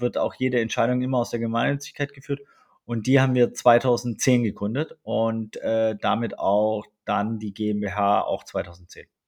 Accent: Germany; sind wir aber beide in Deutschland aufgewachsen

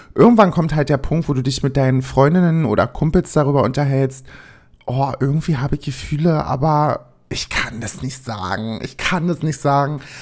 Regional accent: East Germany, Germany; ich komme aus dem Osten

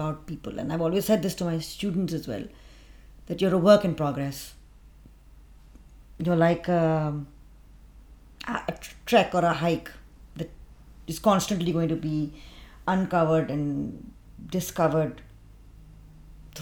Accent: London, United Kingdom; I was born in London

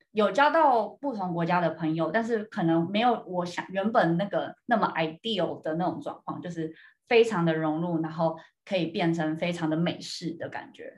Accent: Taiwan; now in United States; 这次回台湾的时候就还蛮有趣，那时候就跟妈妈在整理一些以前房间里面的东西

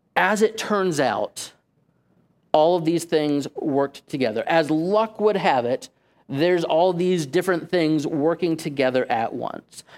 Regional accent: Safety Harbor, Florida, United States; that church just so happened to be in my hometown.

